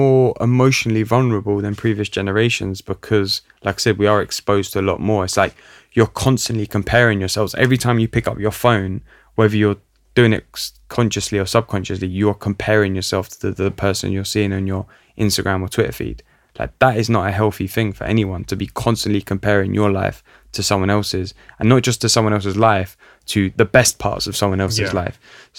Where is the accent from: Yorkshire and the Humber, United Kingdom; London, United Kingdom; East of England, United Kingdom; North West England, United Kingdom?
London, United Kingdom; looking at the culture that I grew up in North London, like Italian community in North London, like a lot of that is rooted in like success and like being successful.